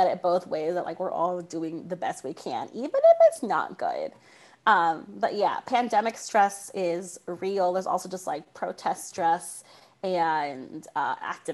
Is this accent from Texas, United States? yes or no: yes; San Antonio, Texas, United States; also born or lived in Northern California; I grew up in San Antonio, Texas, which is still Central Texas